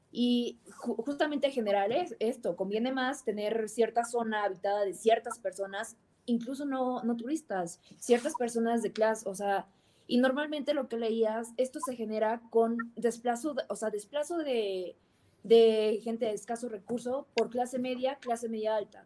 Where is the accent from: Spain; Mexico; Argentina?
Mexico